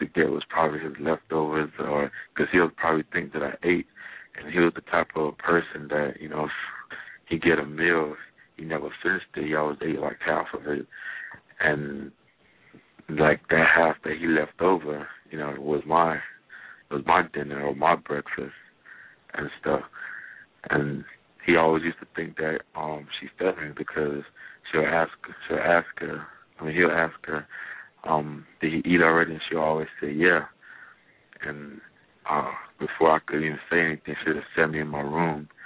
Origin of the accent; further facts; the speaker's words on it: Jamaica; I grew up in Jamaica